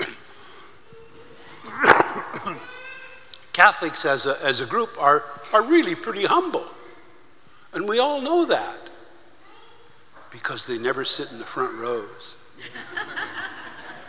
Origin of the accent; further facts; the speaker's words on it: United States; I'm from the United States